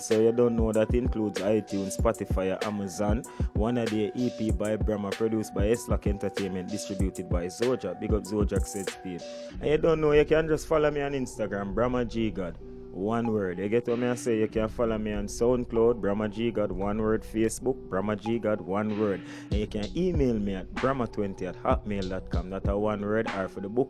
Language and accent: English; Kingston, Jamaica; also born or lived in Duhaney Park, Kingston / Sherlock Crescent, Kingston; I come from Maxfield, Kingston 13.